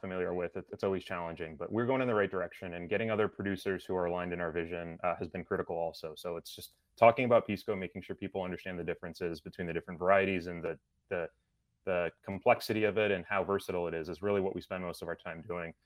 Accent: Lima, Peru; moved away; I'm from Peru originally

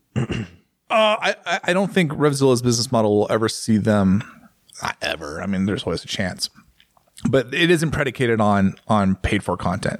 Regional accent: United States; I'm obviously American

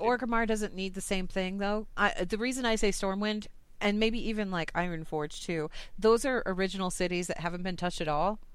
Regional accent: United States; I'm from the United States.

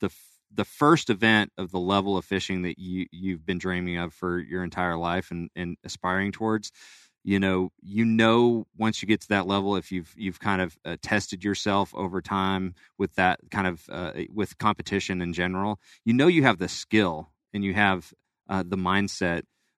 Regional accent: California, United States; also born or lived in Florida; I was born in Florida, but moved to California. That's where I grew up.

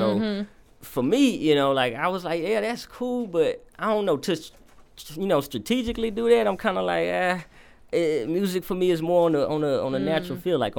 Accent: Alexandria, Louisiana, United States; I'm from Alexandria, Louisiana. Mm-hmm. That's where I was born and raised.

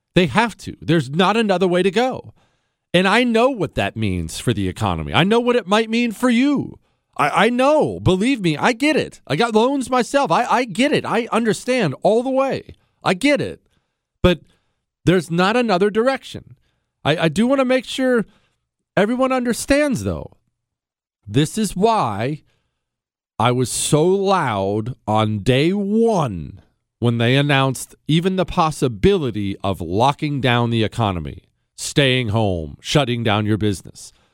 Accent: United States; I'm an American

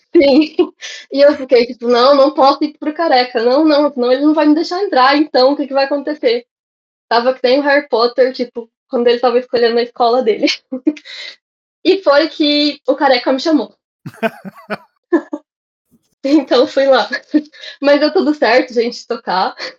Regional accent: Cuiabá, Mato Grosso, Brazil; moved away as an adult; also born or lived in Monchique, Portugal; now in Portimão, Portugal; eu sou de Cuiabá, Mato Grosso, fica ali no, no centro do Brasil, é um inferninho a minha cidade

